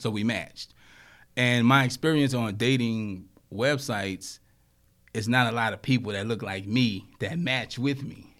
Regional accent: Louisiana, United States; I grew up in Louisiana, and, you know, down there, it's like a melting pot

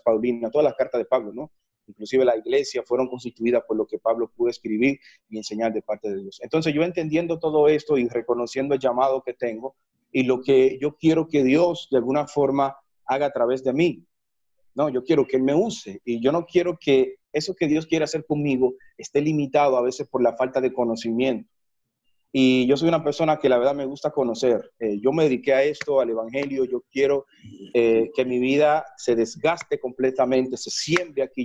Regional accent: Santiago de los Caballeros, Santiago, Dominican Republic; moved away as an adult; now in Colombia; desde que salí de República Dominicana a Colombia, he tenido planes de volver a República Dominicana, a Santiago más que todo

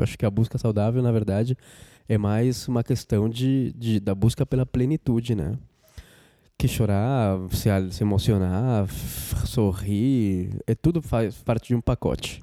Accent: Colombia; Portuguese is a second language; moved away as an adult; now in Brazil; eu sou colombiano, moro no Brasil faz 14 anos

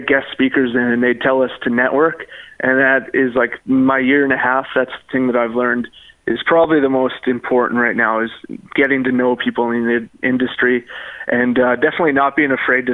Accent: Yorkton, Saskatchewan, Canada; moved away as an adult; I grew up in the area

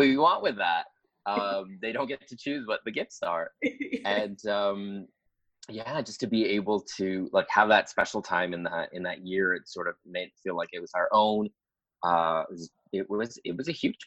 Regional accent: Ottawa, Ontario, Canada; moved away as an adult; now in Toronto, Canada; I grew up 4 hours, like a 4-hour drive away from Toronto, which was Ottawa, the capital of Canada

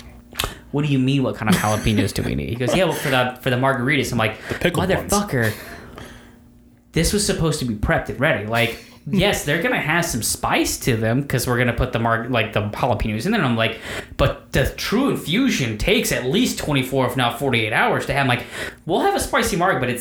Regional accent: Florida, United States; I'm from Florida

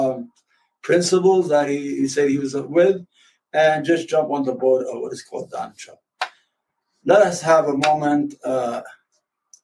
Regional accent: New York, United States; I grew up in New York, reading the paper

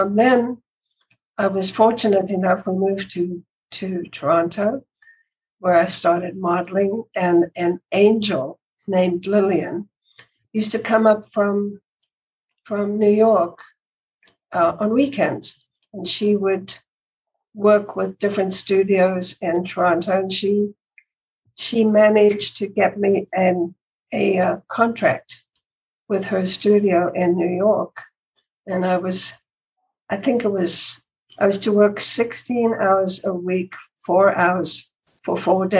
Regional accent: South Africa; moved away as an adult; also born or lived in London / Canada; I was born in South Africa. I came to this country when I was 20. So most of my life was spent in South Africa, and that's where I met my husband, Ivor, when we were both in high school

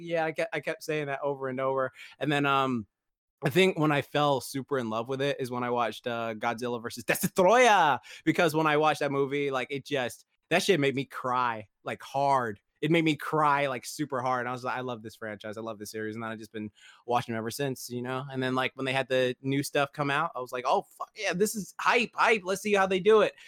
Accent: England, United Kingdom; moved away; growing up in England

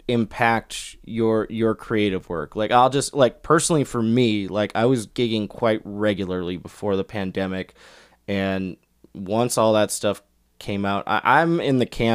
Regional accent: Minneapolis, Minnesota, United States; I am from Minneapolis

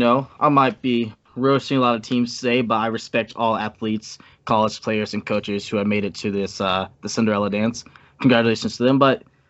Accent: Houston, Texas, United States; I'm from Houston.

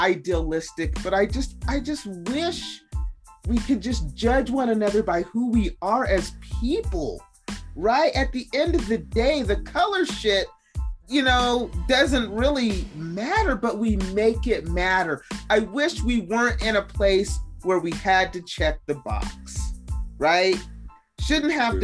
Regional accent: Salt Lake City, Utah, United States; accent: Utahnese; we grew up in Salt Lake City. So, I mean, when we went to elementary school, me and my sister were the only people of color in that school

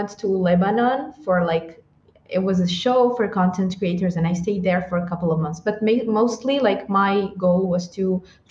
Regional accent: Blida, Blida Province, Algeria; also born or lived in Tamanrasset, Algeria; I'm originally from Algeria. I grew up in a small city that's called Blida.

